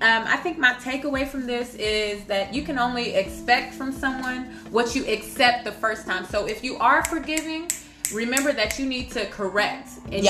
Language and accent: English; Wichita, Kansas, United States; Yeah, I'm from Kansas. Okay, 316 up.